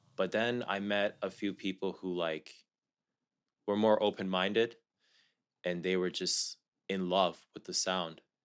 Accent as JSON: {"language": "English", "town": "Columbus", "region": "Ohio", "country": "United States", "tie": "born or raised there", "also_born_or_lived": "Dallas, Texas", "said": "I'm someone born and raised in the U S. I was born in Dallas, raised in Columbus, Ohio"}